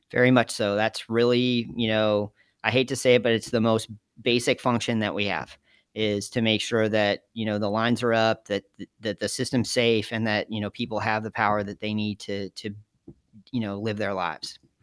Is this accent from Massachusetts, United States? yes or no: no; Geneva, Illinois, United States; moved away as an adult; also born or lived in Jamestown, New York; I was from Geneva, Illinois, which is a little town outside of Chicago